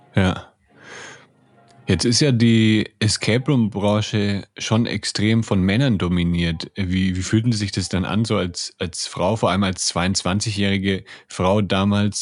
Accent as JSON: {"language": "German", "country": "Germany", "said": "bei uns in Deutschland"}